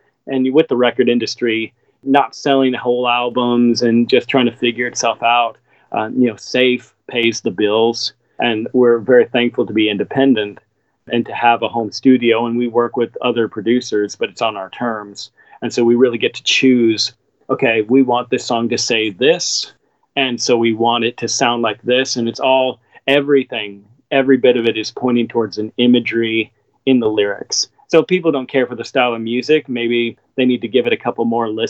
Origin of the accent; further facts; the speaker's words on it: Seattle, Washington, United States; maybe part of that was just growing up in Seattle. It's a very, very fast-paced city, very cold in a lot of ways.